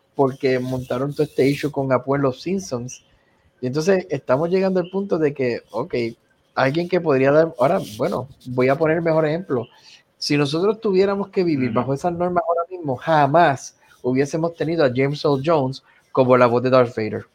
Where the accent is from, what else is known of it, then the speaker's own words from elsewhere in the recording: Puerto Rico; soy puertorriqueño